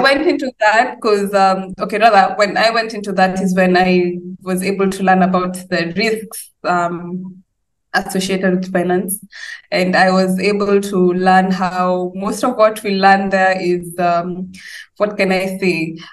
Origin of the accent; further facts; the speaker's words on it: Kenya; I come from Kenya.